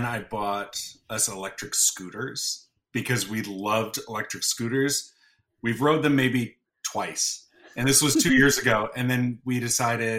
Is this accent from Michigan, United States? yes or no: no; Northern New York, United States; also born or lived in Florida; now in California, United States; I'm originally from Northern New York